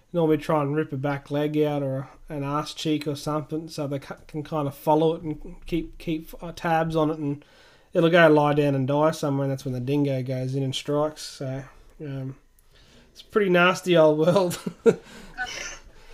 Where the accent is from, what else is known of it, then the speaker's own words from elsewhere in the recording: Muttaburra, Queensland, Australia; also born or lived in Kingaroy, Queensland; I grew up in Mudderborough, which is probably 120 k's from Longreach.